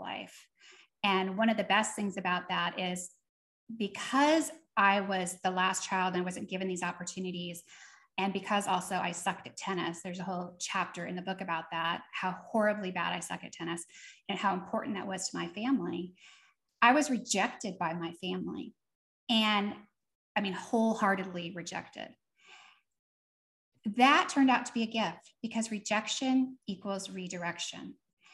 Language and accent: English; Seattle area, Washington, United States; also born or lived in East Coast; I was born on the East Coast, but we had moved to the Seattle area